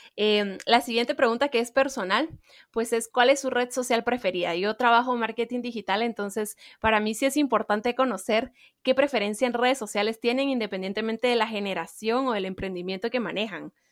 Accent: Guatemala; nuestra cultura de la cual ellos están muy orgullosos y nosotros también

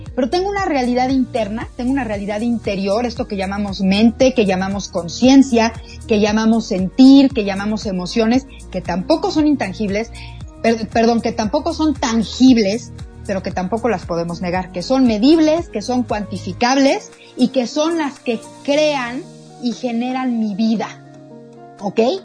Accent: Mexico; como mexicanos

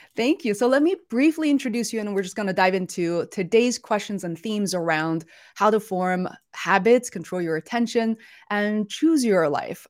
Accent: Beijing, China; moved away; We're originally from Beijing

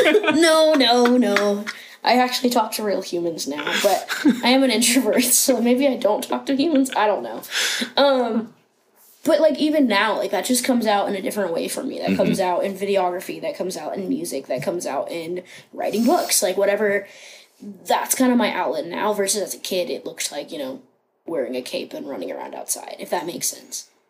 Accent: Rockingham County, Virginia, United States; also born or lived in Harrisonburg, Virginia / Grottoes, Virginia; now in Cincinnati, United States; I grew up in Rockingham County, which is a very small place in Virginia

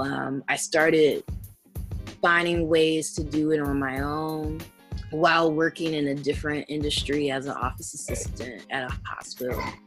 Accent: Tennessee, United States; So I'm from the South. Um, I'm from Tennessee, and I grew up in this military town.

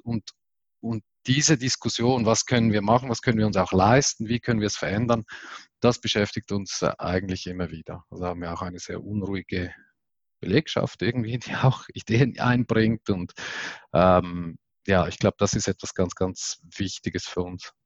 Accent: Switzerland; bei uns in der Schweiz

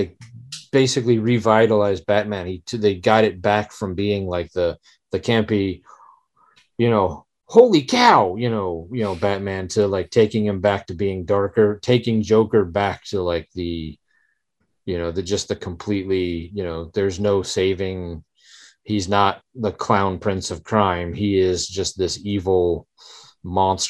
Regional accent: the South, Southern United States, United States; accent: Southern; I know that I'm a Southerner, and I know that as much as I think I don't have a Southern accent, I know that I'm accused of having it.

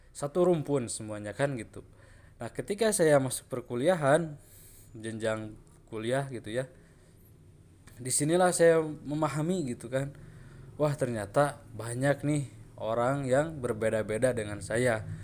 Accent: Sunda, Indonesia; Seperti saya, golongan orang atau suku Sunda

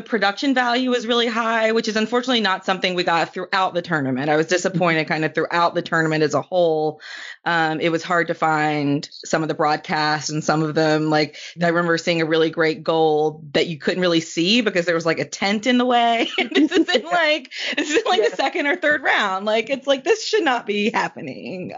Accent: North Carolina, United States; I'm from North Carolina

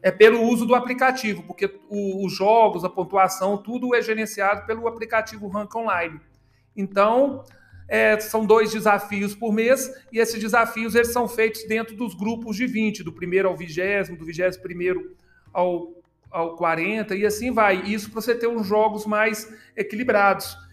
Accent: Belo Horizonte, Minas Gerais, Brazil; moved away; eu já tinha jogado tênis em Belo Horizonte, que eu sou de Belo Horizonte

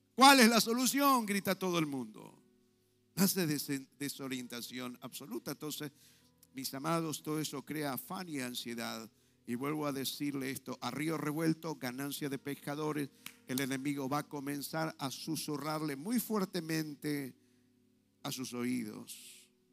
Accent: Argentina; estamos como argentinos

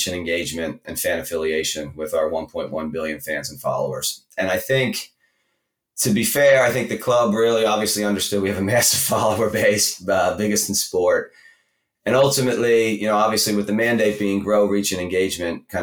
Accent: Philadelphia, Pennsylvania, United States; born or raised there; accent: American; moved away as an adult; also born or lived in Los Angeles / New England; now in Manchester, United Kingdom

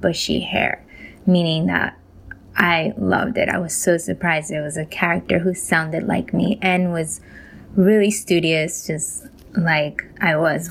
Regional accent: Colombia; now in New York, United States; I was born in Colombia.

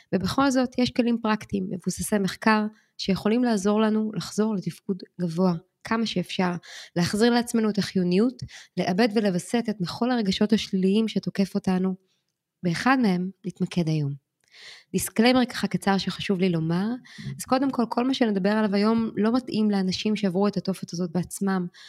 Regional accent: Israel; now in New York, United States; אנחנו אמנם ישראלים שחיים בניו יורק

